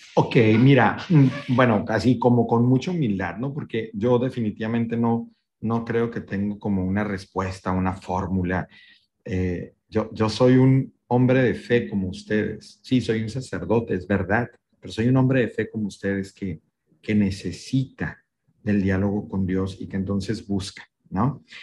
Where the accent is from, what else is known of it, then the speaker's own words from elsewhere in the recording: northern Mexico, Mexico; soy un norteño también de hueso colorado, con todo lo que esto implica, ranchero